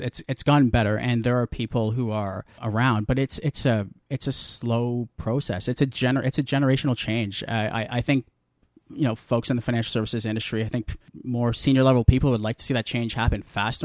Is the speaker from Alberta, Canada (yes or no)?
no; Guelph, Ontario, Canada; moved away as an adult; now in Toronto, Canada; I'm from Guelph. Now I'm living in Toronto.